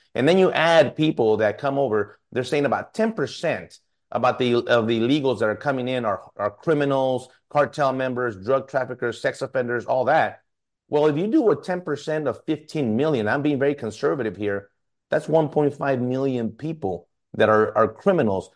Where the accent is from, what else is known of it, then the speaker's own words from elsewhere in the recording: El Paso, Texas, United States; moved away as an adult; now in San Antonio, United States; I'm from this district, born and raised in El Paso, and I've worked, uh, this entire district and living in San Antonio